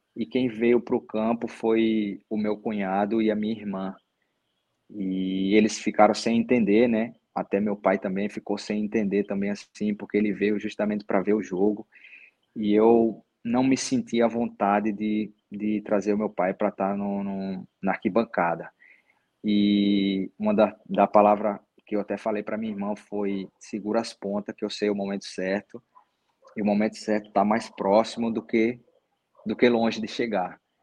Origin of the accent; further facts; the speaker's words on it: Paraíba, Brazil; sou daqui, sou da Paraíba, vim de família pobre